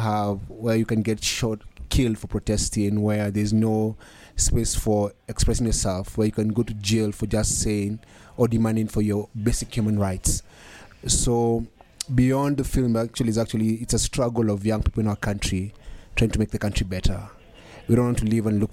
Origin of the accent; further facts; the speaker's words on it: Kenya; I'm from Kenya